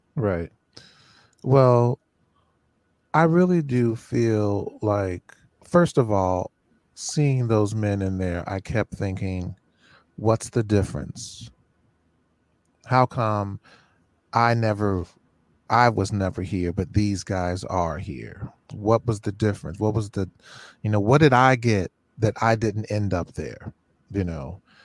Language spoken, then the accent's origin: English; Cincinnati, Ohio, United States; now in Rochester, United States; I was from Cincinnati. I came to Rochester